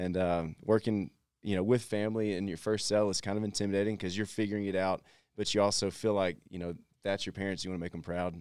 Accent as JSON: {"language": "English", "region": "Texas", "country": "United States", "said": "I'm from Texas"}